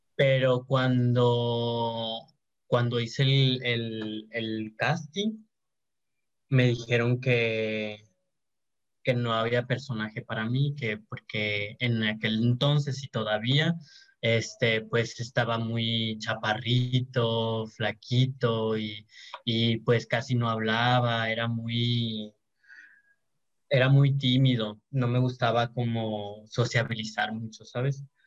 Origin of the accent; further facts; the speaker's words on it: Santiago, Mexico; yo soy de, de, Santiago, soy de Santiago, de un rancho de Santiago, de hecho, se llama Villa Juárez. Allá estudié la primaria y la secundaria